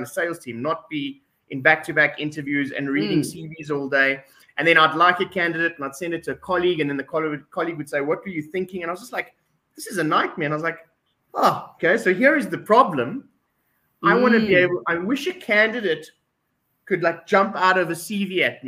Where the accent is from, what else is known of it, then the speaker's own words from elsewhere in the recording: South Africa; We're South African.